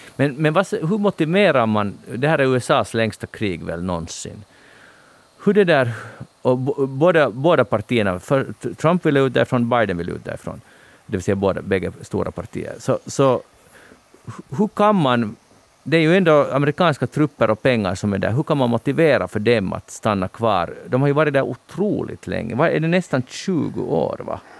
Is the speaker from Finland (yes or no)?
yes; Finland; som finlandssvensk